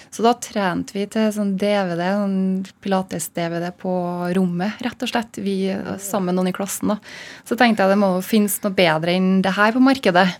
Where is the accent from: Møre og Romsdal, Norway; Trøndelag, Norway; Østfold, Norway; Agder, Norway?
Trøndelag, Norway; Malvik; naboen min i Malvik, der jeg kommer fra